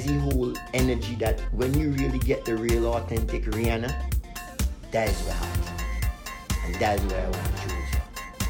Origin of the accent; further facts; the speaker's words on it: Barbados; I grew up in Barbados, so I actually became a man in Barbados, because I moved there when I was like 9, 10